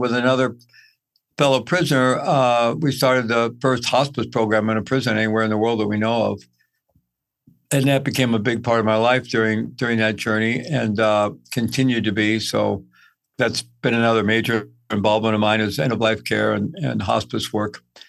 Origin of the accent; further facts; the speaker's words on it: Midwest, United States; also born or lived in South America; I grew up in the Midwest. I've lived all over, lived in South America for quite a bit while I was young.